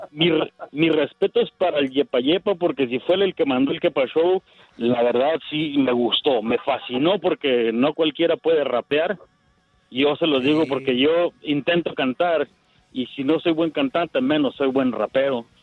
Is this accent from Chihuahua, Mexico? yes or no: yes; Juárez, Chihuahua, Mexico; en mi tierra Juárez.